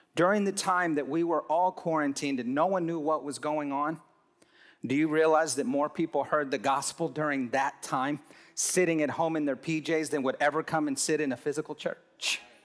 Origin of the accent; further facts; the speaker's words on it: Hobbs, New Mexico, United States; I'm from Hobbs, New Mexico